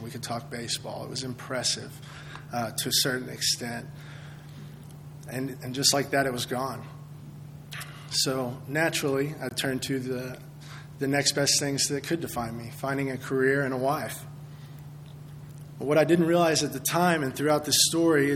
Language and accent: English; Midland, Texas, United States; I grew up in Midland, Texas, going to Midland Christian, graduated from Midland High.